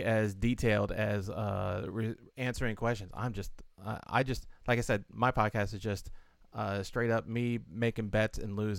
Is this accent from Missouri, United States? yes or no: yes; outside St. Louis, Missouri, United States; now in Washington, D.C., United States; I was born outside St. Louis